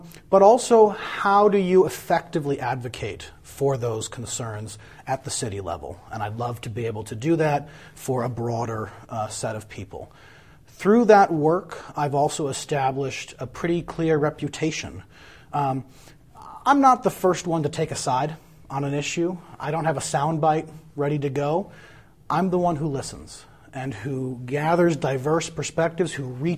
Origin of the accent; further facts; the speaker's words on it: Madison, Wisconsin, United States; I'm a native Madisonian. I grew up on the west side of Madison.